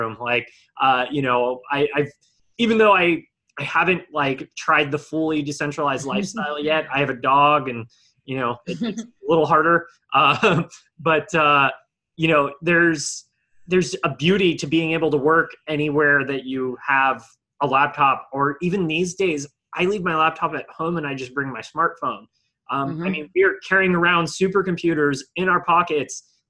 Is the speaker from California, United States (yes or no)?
yes; Bay Area, California, United States; when I was a kid and when I was younger growing up in the Bay Area